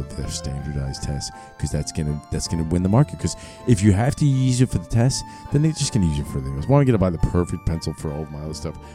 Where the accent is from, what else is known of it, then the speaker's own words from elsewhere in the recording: New York City, New York, United States; I grew up in New York City.